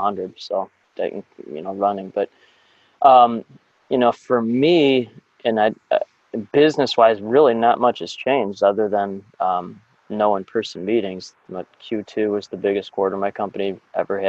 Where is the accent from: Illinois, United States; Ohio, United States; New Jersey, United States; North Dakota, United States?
Illinois, United States; Chicago; I grew up in the North Shore of Chicago